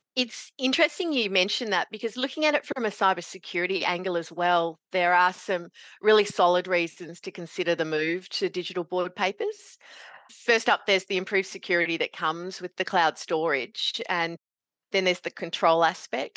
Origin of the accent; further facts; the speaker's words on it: Meekatharra, Western Australia, Australia; moved away as an adult; also born or lived in Kalgoorlie, Western Australia; now in northeast Victoria, Australia; growing up in Meekatharra in central W A, and I did my university in Kalgoorlie.